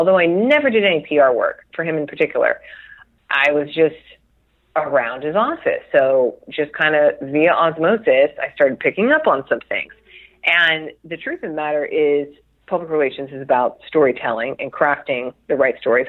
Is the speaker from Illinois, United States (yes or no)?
no; Chula Vista, California, United States; also born or lived in San Diego; I was raised in the South Bay, so really Chula Vista, which is borders Mexico and Tijuana